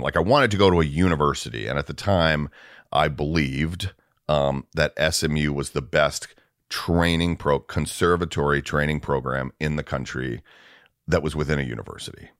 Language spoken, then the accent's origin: English; Atlanta, Georgia, United States; moved away as an adult; also born or lived in Dallas / Minneapolis; now in Los Angeles, United States; I grew up in Atlanta, so that was my ho, I mean, I was born, raised, w, through high school.